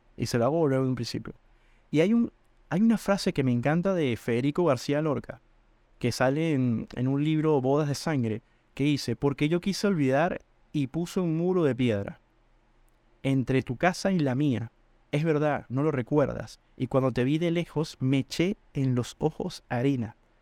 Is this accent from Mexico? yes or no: no; Venezuela; moved away as an adult; Yo soy venezolano